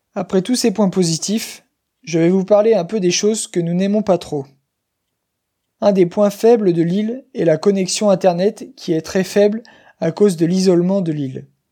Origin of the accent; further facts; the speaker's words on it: Chemillé, Pays de la Loire, France; moved away as an adult; also born or lived in Paris; Je suis originaire de Chemillé, dans le Maine-et-Loire, une petite ville de 7000 habitants dans l'ouest de la France.